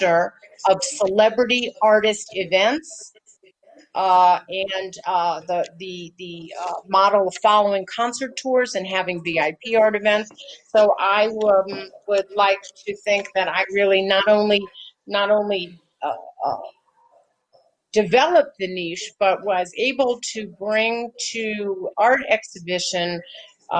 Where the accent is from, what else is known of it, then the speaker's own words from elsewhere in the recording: Los Angeles, California, United States; I grew up in Los Angeles